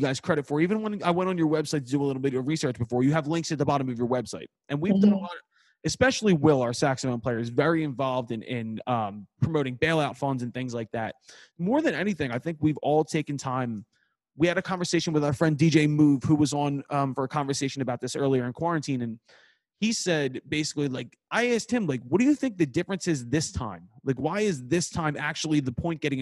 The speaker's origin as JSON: {"language": "English", "town": "Philadelphia", "region": "Pennsylvania", "country": "United States", "said": "we're 6 assholes from Philadelphia"}